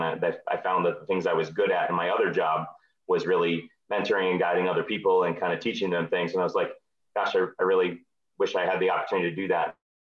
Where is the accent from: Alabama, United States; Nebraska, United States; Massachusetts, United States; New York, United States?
Nebraska, United States; Lincoln; now in Minneapolis, United States; I started diving in 1979 as 7 years old. And growing up in Lincoln, Nebraska.